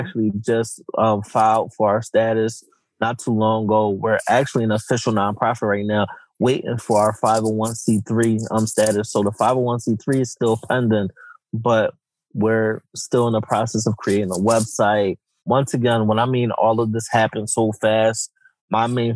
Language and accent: English; Philadelphia, Pennsylvania, United States; growing up in Philadelphia, especially North Philly